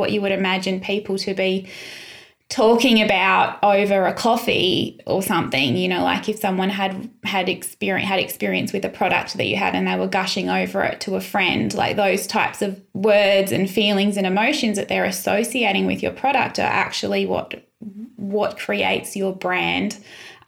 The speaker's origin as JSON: {"language": "English", "area": "Sunshine Coast", "region": "Queensland", "country": "Australia", "tie": "born or raised there", "moved": "yes", "lives_now": "Adelaide, Australia", "said": "I grew up in the Sunshine Coast"}